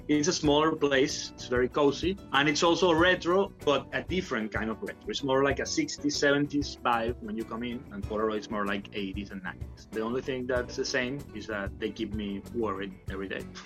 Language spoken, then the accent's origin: English; Venezuela; now in Barcelona, Spain; I grew up in Venezuela